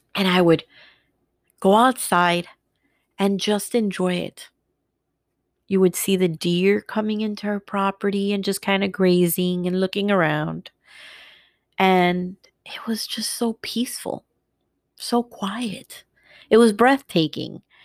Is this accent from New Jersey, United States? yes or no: yes; New Jersey, United States; now in Florida, United States; We're going back to my hometown," "We're going to Jersey